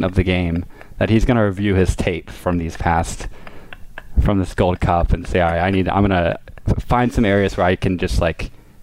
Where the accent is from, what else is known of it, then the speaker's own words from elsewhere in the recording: Richmond, Virginia, United States; now in New York, United States; I'm from Virginia, Richmond, Virginia. I live in New York